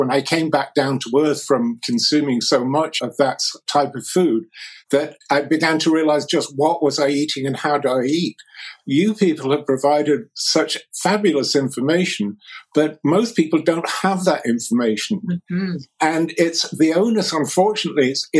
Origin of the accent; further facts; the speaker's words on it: England, United Kingdom; I grew up in England just after the Second World War